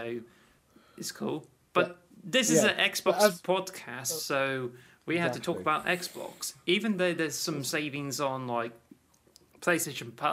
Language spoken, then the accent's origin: English; United Kingdom; in the UK though, we don't like celebrate